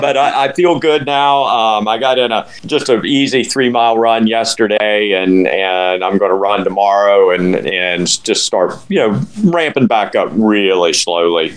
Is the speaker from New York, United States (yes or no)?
no; Winter Haven, Florida, United States; also born or lived in Colorado / Lakeland, Florida; I'm from Winter Haven